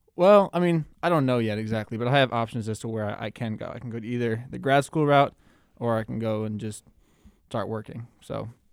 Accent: Minneapolis, Minnesota, United States; me growing up in Minneapolis

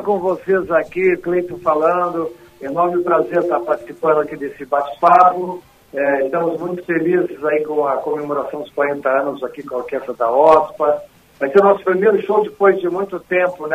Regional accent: the South, Rio Grande do Sul, Brazil; a gente aqui do Sul

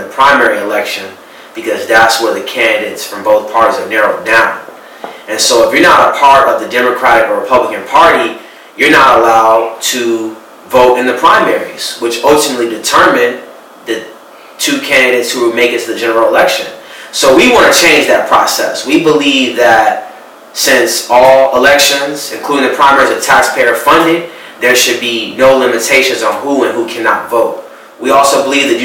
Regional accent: Chicago, Illinois, United States; moved away; also born or lived in Florida / Syracuse; I was born and raised on Chicago's South Side, Hyde Park area

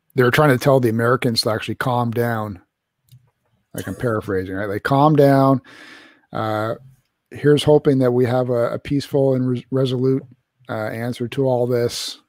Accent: Canada; as a Canadian

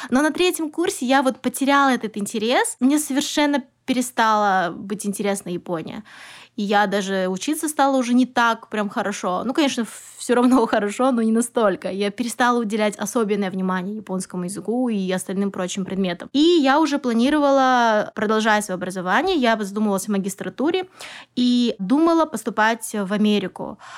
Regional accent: Kazakhstan; also born or lived in Almaty; Вообще, я родом из Казахстана, и я училась в городе Алматы по специальности а, японист, востоковед.

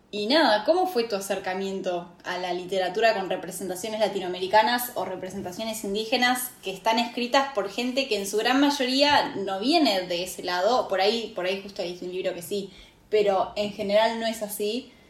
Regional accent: Argentina; soy argentina

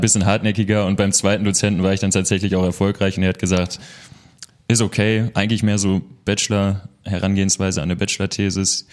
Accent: Münster, North Rhine-Westphalia, Germany; hier in Münster, im schönen Nienberge. Ich bin ein Dorfjunge

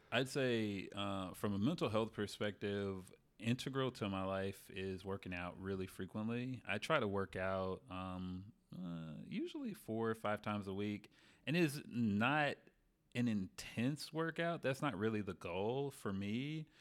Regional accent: Memphis, Tennessee, United States; moved away as an adult; also born or lived in New Orleans; I'm from Memphis

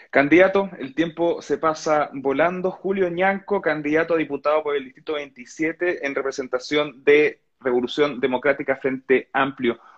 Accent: Chile; ¿Qué, recibo yo como ciudadano chileno que impone?

